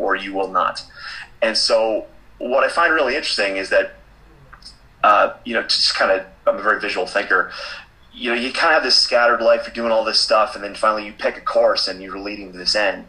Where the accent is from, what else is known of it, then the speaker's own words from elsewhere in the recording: Boston, Massachusetts, United States; I'm from Boston, born and raised, and both my parents were musicians